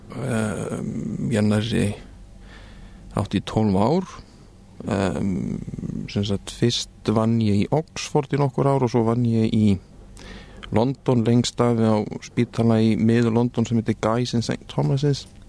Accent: Reykjavík, Capital Region, Iceland; moved away as an adult; also born or lived in United Kingdom; ég er nú bara úr Reykjavík um, Ég er sem sagt fættur 1975 um, ólst upp í Vesturbænum

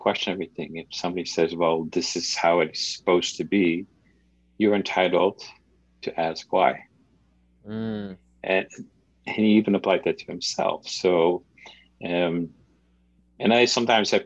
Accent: Netherlands; moved away; when I grew up in the Netherlands

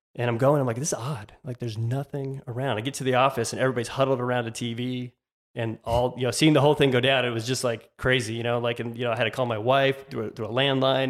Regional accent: Tucson, Arizona, United States; I grew up in, uh, Tucson, Arizona. I'm from Tucson, which is south of Phoenix

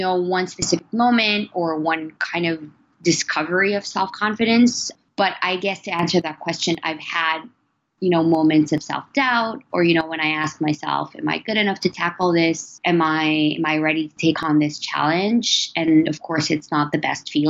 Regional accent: Philippines; So I'm Filipino. I was born and raised in the Philippines

